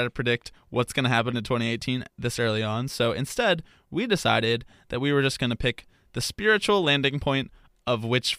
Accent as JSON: {"language": "English", "region": "Texas", "country": "United States", "said": "I'm Southern, but I'm also a hipster. I'm like a trendy Southerner, you know? I am from Texas, but I also like emo rock."}